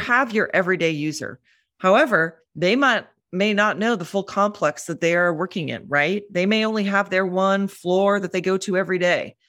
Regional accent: Minneapolis, Minnesota, United States; moved away as an adult; also born or lived in London; now in New York, United States; I grew up in Minneapolis

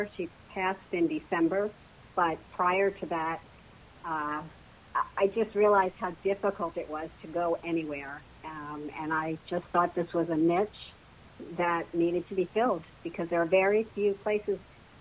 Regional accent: New Jersey, United States; moved away as an adult; now in Plano, Texas, United States; I currently live in Plano, Texas, and I'm originally from New Jersey. You can probably tell by the way I speak

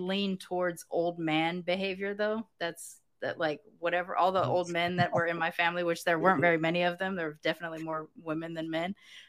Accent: United Kingdom; Like, growing up in Britain, that's just, those are the vibes.

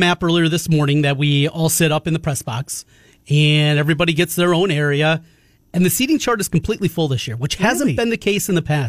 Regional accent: Osage, Iowa, United States; where I grew up in Osage

